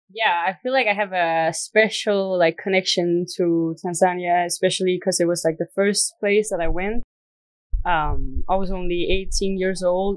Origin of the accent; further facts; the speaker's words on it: Denmark; I'm from Denmark. Right now, I am in Dar es Salaam